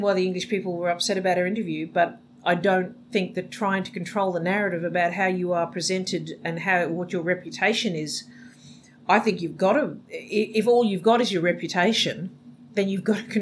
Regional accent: Australia

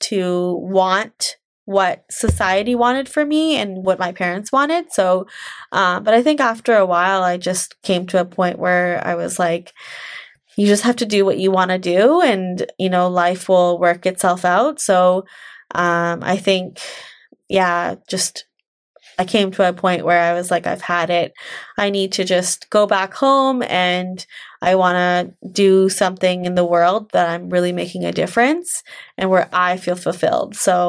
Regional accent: India; So, you know, growing up as a woman, you're, especially as an Indian woman, you're told, you're given a lot of messages of, okay, you're, after you get your degree, you're supposed to get married and have kids and basically be a mom.

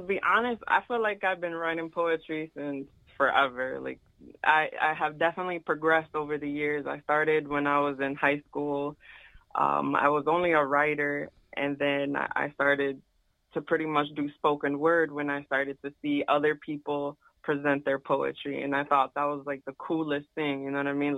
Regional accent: Connecticut, United States; I'm from Connecticut

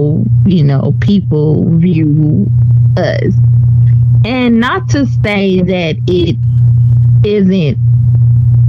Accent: Mississippi, United States; I'm from Mississippi

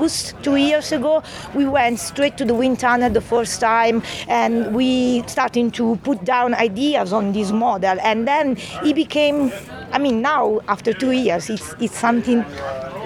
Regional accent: Italy; English is a second language; moved away as an adult; now in Brighton, United Kingdom

